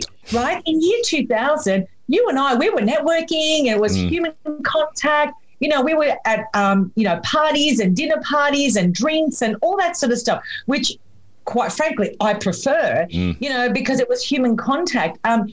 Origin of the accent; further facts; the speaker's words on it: Melbourne, Victoria, Australia; I'm from Melbourne in Australia